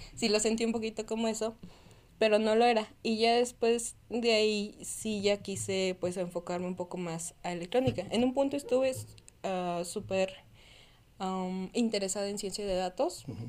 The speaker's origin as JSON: {"language": "Spanish", "region": "Tlaxcala", "country": "Mexico", "also_born_or_lived": "Puebla", "moved": "as an adult", "said": "originalmente soy de Tlaxcala"}